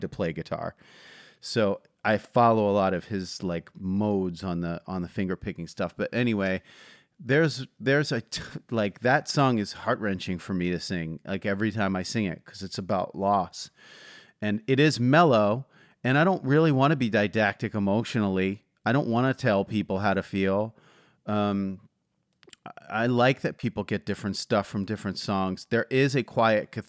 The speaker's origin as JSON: {"language": "English", "town": "Philadelphia", "region": "Pennsylvania", "country": "United States", "said": "I'm from Philadelphia"}